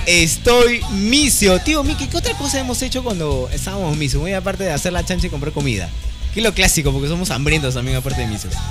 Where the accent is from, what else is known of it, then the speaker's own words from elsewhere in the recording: Peru; nosotros como peruanos